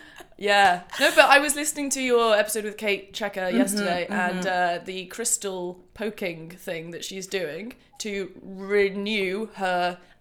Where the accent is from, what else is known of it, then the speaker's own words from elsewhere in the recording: Newport, Wales, United Kingdom; I am actually from Wales and I grew up in Newport, which is like the crime capital of... It was a crime capital at some point. It's pretty rough.